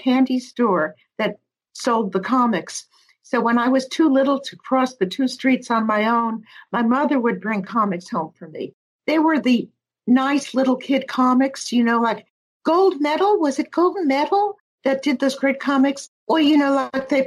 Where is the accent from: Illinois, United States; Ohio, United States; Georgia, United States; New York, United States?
New York, United States; New York City; moved away; also born or lived in Brooklyn / Los Angeles; I was born in Brooklyn. I grew up in Queens.